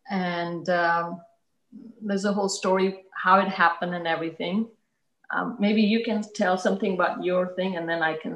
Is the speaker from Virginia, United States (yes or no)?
no; Washington, District of Columbia, United States; born there; also born or lived in Zambia / Italy / Libya / India; when my father was here in America, that's when I was born here in Washington D.C. And then every, you know, then I went lived in Zambia for a few years and in Italy and in for a few years and in Libya and in India.